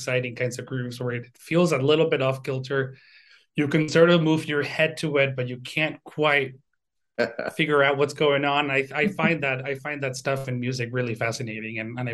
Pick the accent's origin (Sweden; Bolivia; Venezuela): Venezuela; moved away as an adult; now in Twin Cities, United States; I'm originally from Venezuela. Like I mentioned, I grew up playing violin in the orchestra in El Sistema